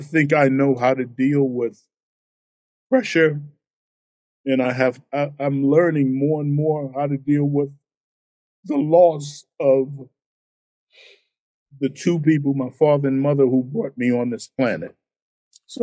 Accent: New York City, New York, United States; And I grew up in Harlem. I grew up dirt poor.

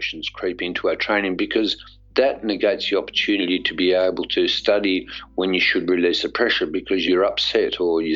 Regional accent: Australia; as an Australian

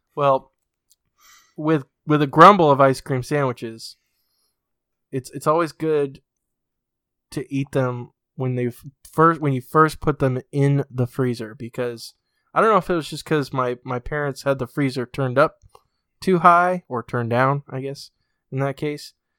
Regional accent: New England, United States; I'm from New England

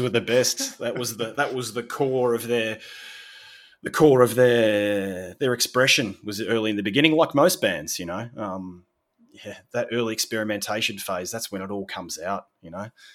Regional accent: Sorrento, Victoria, Australia; moved away as an adult; now in Italy; so I'm from a little beach country town in Australia, little fishing town, fishing village called Sorrento, which is about two hours south of Melbourne

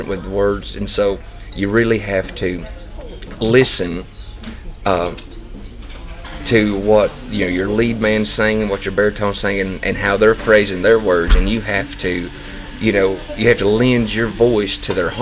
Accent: North Georgia, United States; I'm from North Georgia, but I live 20 minutes from the Tennessee line

